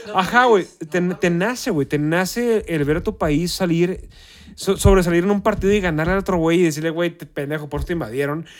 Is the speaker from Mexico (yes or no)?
yes; Mexico